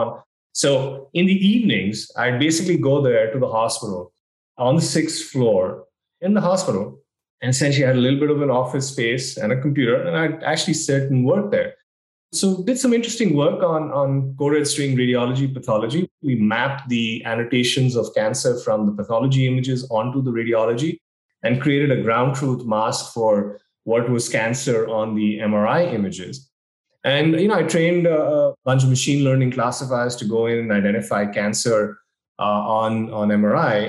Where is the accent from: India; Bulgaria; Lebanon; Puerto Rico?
India; moved away as an adult; also born or lived in Mumbai, India / Austin, Texas / Philadelphia, Pennsylvania; now in United States; I'm an immigrant. I grew up in India.